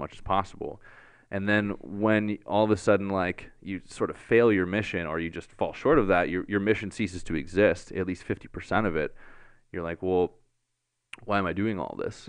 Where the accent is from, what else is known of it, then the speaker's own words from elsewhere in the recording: Barrie, Ontario, Canada; moved away as an adult; also born or lived in Hollywood Hills, Los Angeles; I'm from Barrie